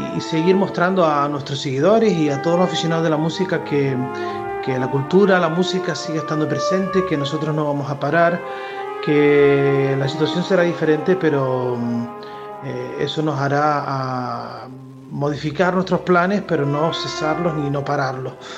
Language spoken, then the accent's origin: Spanish; Canary Islands, Spain; nuestra tierra, la de, la, de Canarias